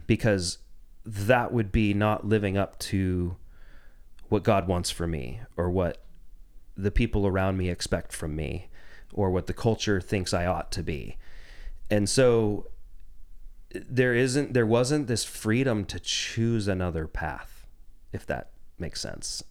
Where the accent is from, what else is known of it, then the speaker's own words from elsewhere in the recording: Jacksonville, Oregon, United States; also born or lived in Ashland, Oregon; I grew up in Southern Oregon. I was born in nineteen eighty in Ashland and, um, spent most of my life actually just outside of Jacksonville